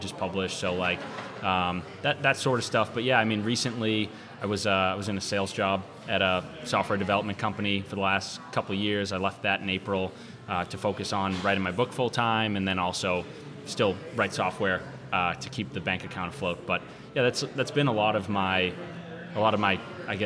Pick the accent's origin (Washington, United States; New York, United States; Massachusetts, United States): Massachusetts, United States; Lynnfield; I grew up in Linfield, Mass, which is pretty close to here.